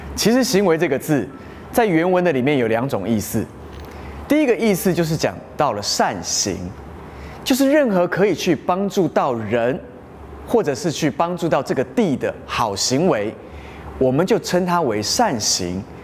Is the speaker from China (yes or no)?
no; Taiwan; 在台湾的我们，其实相信的都是一样的